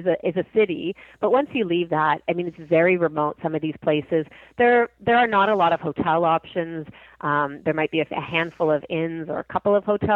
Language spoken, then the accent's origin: English; Toronto, Ontario, Canada; I know I'm from Toronto. I live here